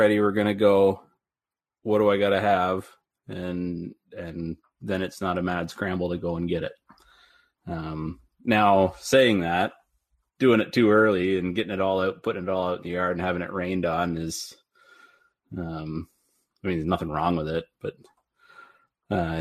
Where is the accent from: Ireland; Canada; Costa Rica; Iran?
Canada; Bowmanville, Ontario; I was born and raised in Bowmanville, Ontario, on a dairy farm